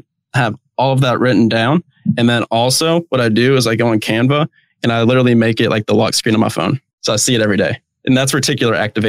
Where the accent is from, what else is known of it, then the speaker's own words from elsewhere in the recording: Atlanta, Georgia, United States; I'm from Atlanta, Georgia